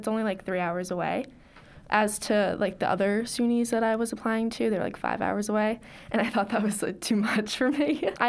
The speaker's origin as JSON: {"language": "English", "area": "Long Island", "region": "New York", "country": "United States", "said": "I'm majoring in digital media and production. I'm also minoring in theater, and I'm from Long Island, New York."}